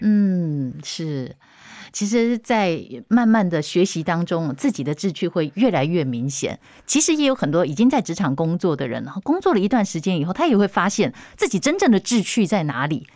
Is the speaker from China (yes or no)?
no; Taiwan; 我们台湾人的这种，呃，能量